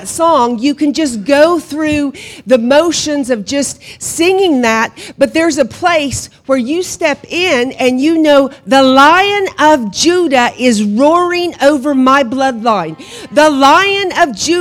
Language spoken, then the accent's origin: English; Hominy, Oklahoma, United States; moved away as an adult; also born or lived in Guatemala / Honduras; now in County Kerry, Ireland; I was born and raised in Hominy